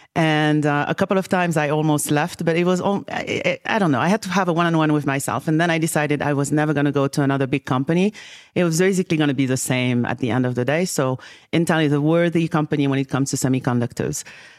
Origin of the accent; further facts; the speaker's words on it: Senegal; also born or lived in Paris, France; I think that growing up in Senegal, West Africa, and bouncing back between Paris and Senegal, I very, very, very at an early age got to see the opportunity